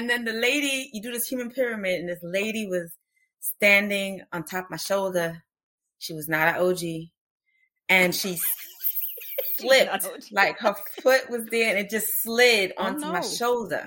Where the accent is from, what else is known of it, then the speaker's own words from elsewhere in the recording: New York, United States; now in Austin, United States; I grew up in New York